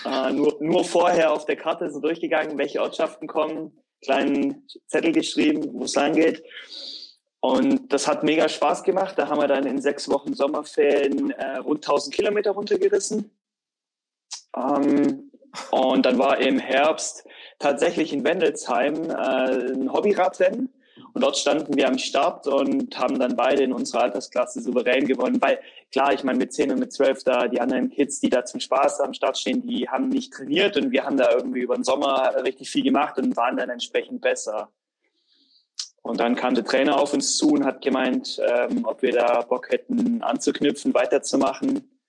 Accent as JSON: {"language": "German", "town": "Tübingen", "region": "Baden-Württemberg", "country": "Germany", "tie": "born or raised there", "said": "ich bin in Tübingen im Frondorf aufgewachsen, war auch mal beim Fußballtraining, beziehungsweise habe gekickt mit Kumpels"}